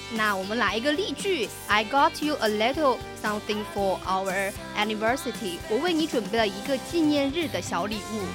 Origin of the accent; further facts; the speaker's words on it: southern China, China; 作为一个南方人，真的太稀罕雪了